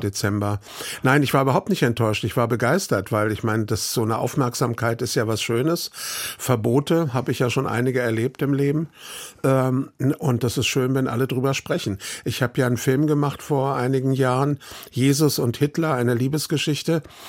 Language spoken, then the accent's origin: German; Frankfurt, Hesse, Germany; also born or lived in Teltow-Seehof, Brandenburg / Rhineland; bin da aufgewachsen in Frankfurt in dem Stadtteil Braunheim